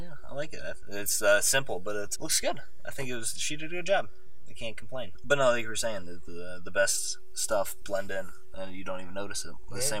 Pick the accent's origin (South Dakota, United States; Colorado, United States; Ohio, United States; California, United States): Ohio, United States; Cleveland; I grew up in Cleveland, and I was like an hour away from Cedar Point.